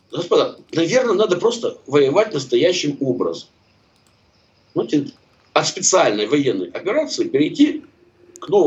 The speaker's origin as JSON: {"language": "Russian", "town": "Kharkiv", "region": "Kharkiv Oblast", "country": "Ukraine", "said": "У меня просто информация, простите, из первых рук, потому что я харьковчанин."}